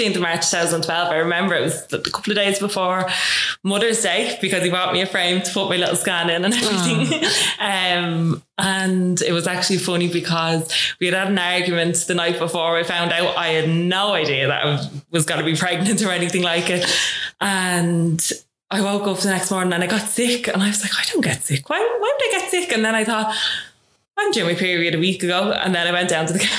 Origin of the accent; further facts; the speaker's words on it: Dublin, Leinster, Ireland; I come from Raheny.